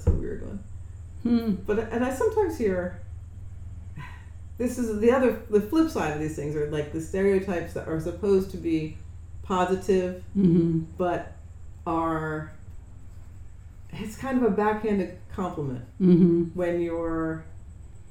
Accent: New Jersey, United States; I'm from New Jersey

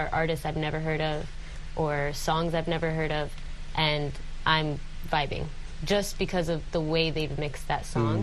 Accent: United States; moved away; being born and raised in the States

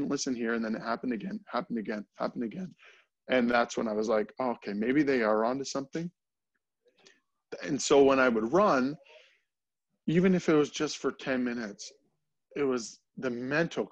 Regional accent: near Strathroy, Ontario, Canada; moved away as an adult; also born or lived in Alberta; my hometown

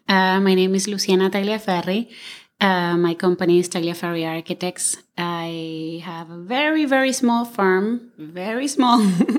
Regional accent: Argentina; moved away as an adult; also born or lived in Buenos Aires, Argentina; now in Los Angeles, United States; I am originally from Argentina. I studied architecture at the University of Buenos Aires in Buenos Aires. And pretty much all my work experience was here in the U.S. Once I graduated, I moved here, and that's been about 15 years ago

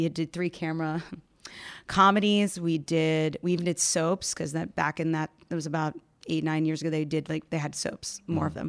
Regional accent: Maryland, United States; born there; also born or lived in Virginia / Tennessee; So I've lived all over the country. I was born in Maryland. I moved into Virginia, Tennessee, and then eventually finally found my way up here where I found my people.

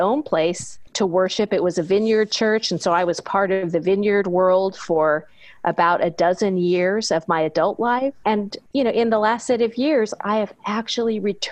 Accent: United States; being from America, married to somebody from an opposite socioeconomic paradigm

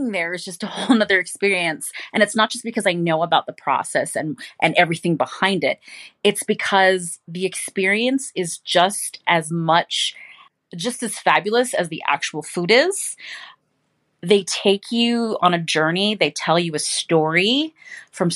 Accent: San Francisco, California, United States; moved away as an adult; now in Las Vegas, United States; It is where I'm from, my hometown

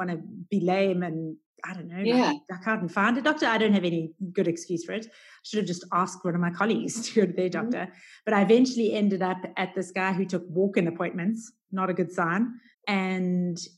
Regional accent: Durban, KwaZulu-Natal, South Africa; also born or lived in United States; now in Cape Town, South Africa; I grew up in Durban on the East Coast, where it's just hot all year round

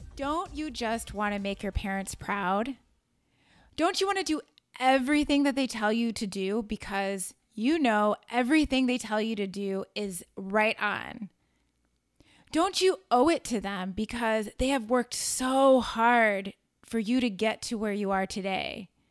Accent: Chicago, Illinois, United States; moved away as an adult; also born or lived in New York City; I moved back to my hometown of Chicago

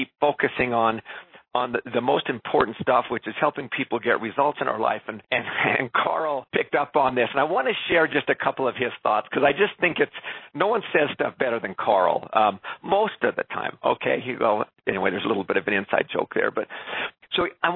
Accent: Canada; also born or lived in Quebec; being a Canadian, having spent a couple of years in Quebec

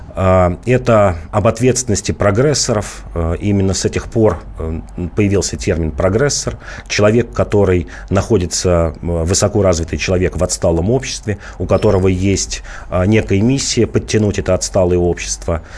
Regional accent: Volgograd, Volgograd Oblast, Russia; moved away; выходец из Волгограда

